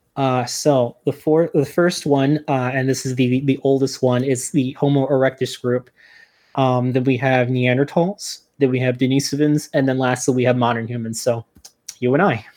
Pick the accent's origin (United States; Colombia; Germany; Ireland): United States; New Jersey; now in Albany, United States; I'm originally from New Jersey